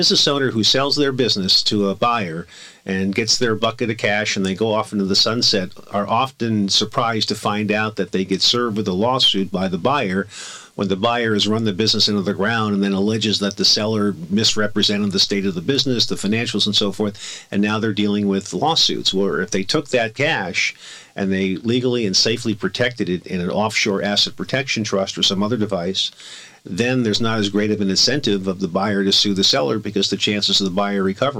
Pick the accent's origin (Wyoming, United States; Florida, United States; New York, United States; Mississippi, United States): Florida, United States; Miami; also born or lived in Boston; now in California, United States; I came out here from Miami, Florida, and passed the California bar after attending law school